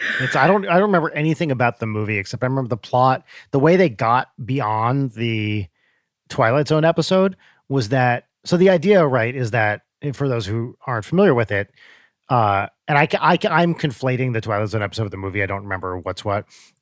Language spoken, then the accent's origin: English; Santa Barbara, California, United States; I'm from Santa Barbara, he's from San Diego